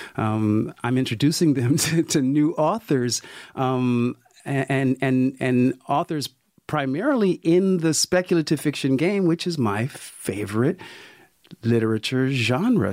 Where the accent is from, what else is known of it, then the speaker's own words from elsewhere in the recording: Sacramento, California, United States; a young black kid growing up in Sacramento, California, in the '60s and early '70s